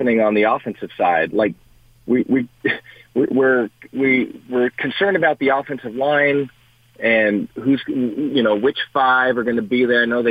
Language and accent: English; Culver City, California, United States; moved away; we grew up in Culver City